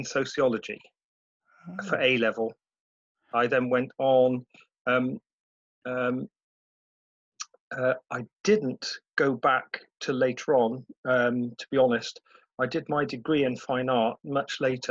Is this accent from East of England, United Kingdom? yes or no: no; Cheltenham, South West England, United Kingdom; My childhood was pretty good in Cheltenham